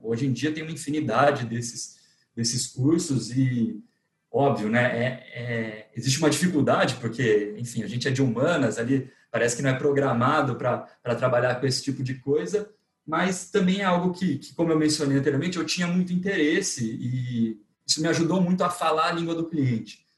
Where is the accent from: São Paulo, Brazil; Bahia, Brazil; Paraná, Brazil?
São Paulo, Brazil; interior of; moved away as an adult; now in São Paulo, Brazil; Eu sou do interior de São Paulo, mudei para cá para fazer faculdade